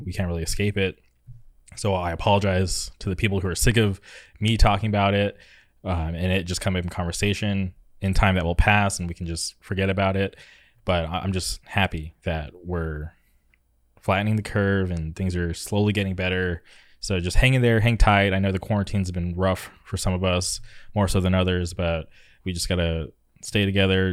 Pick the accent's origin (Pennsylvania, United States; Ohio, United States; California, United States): California, United States; Palm Springs; now in Orange County, United States; I grew up in the Palm Springs area, and then I moved to Orange County